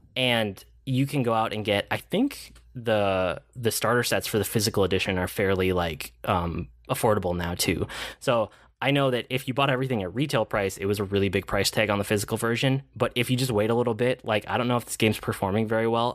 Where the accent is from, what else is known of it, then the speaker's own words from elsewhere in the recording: Minnesota, United States; as a Minnesotan